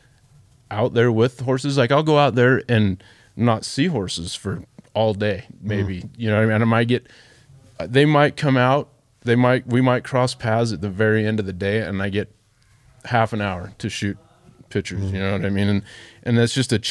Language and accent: English; Ogden, Utah, United States; I grew up in Ogden, inner Ogden